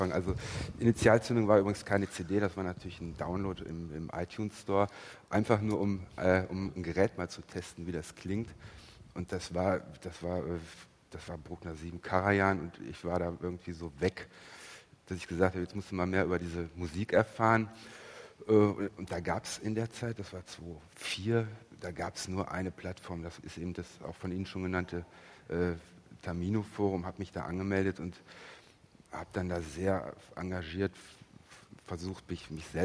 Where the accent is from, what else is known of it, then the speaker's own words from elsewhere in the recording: Cologne, North Rhine-Westphalia, Germany; Den Sender nenne ich jetzt nicht, ich bin aus Köln, aber ist auch ein sehr guter.